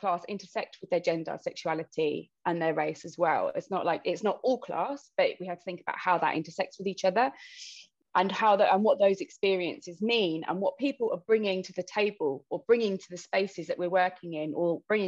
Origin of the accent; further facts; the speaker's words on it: London, United Kingdom; I grew up in London. Our family was quite big Irish immigrants